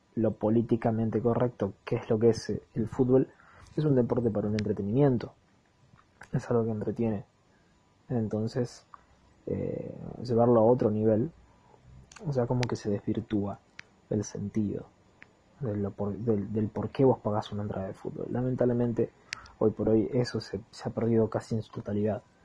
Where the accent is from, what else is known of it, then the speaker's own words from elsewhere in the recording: Argentina; soy Argentina. tomo mates